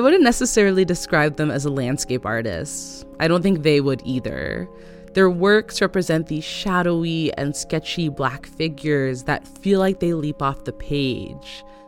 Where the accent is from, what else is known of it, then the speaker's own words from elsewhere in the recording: Oakland, California, United States; moved away; growing up in East Oakland